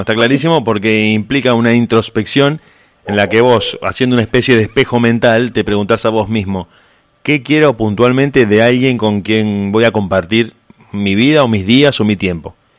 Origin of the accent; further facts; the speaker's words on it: Argentina; tenemos eso los argentinos